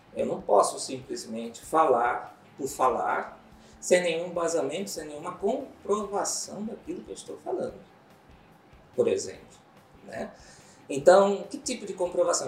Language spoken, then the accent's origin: Portuguese; Cuiabá, Mato Grosso, Brazil; also born or lived in Rio de Janeiro; sou cuiabano de Tapecruz, como dizem as pessoas. É, eu nasci aqui, me criei, vivi um tempo fora, Rio de Janeiro, assim, né? mas voltei